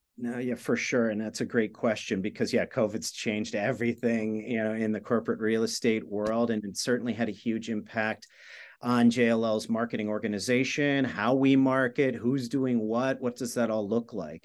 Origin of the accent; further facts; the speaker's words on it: outside of New York, United States; I grew up outside of New York